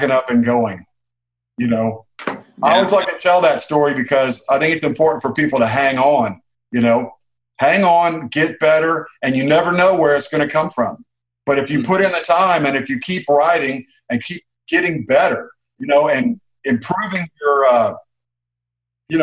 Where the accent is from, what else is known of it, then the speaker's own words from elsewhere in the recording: Texas, United States; moved away as an adult; also born or lived in Los Angeles; now in Nashville, United States; I was raised in Texas